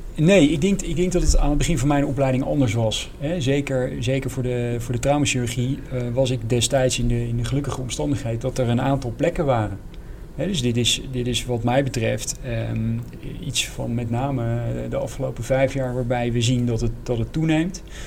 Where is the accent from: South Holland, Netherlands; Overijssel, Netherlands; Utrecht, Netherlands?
Utrecht, Netherlands; Zeist; ik ben geboren in, in Zeist, in de Zeiste Bossen. Dus dat is eigenlijk vlakbij uh, bij, eh, bij Utrecht.